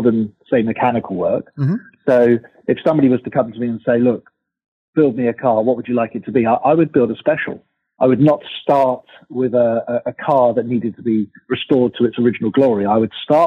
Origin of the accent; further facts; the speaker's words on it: England, United Kingdom; now in United States; being British, growing up in England